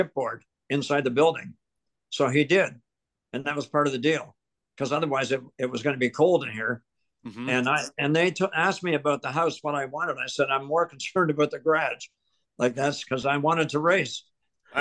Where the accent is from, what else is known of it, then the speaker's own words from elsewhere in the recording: Ontario, Canada; also born or lived in Truro, Nova Scotia; I was born in Truro. And then my family left here in 1950 to go to Ontario. My dad became a welder, very successful welder. So we moved to Ontario. And then I grew up in Ontario, went to school in Ontario